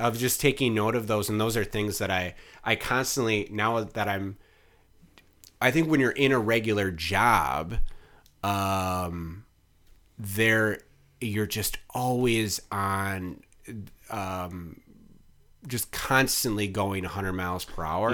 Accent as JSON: {"language": "English", "town": "Mukwonago", "region": "Wisconsin", "country": "United States", "tie": "born or raised there", "said": "I grew up in Maquanago"}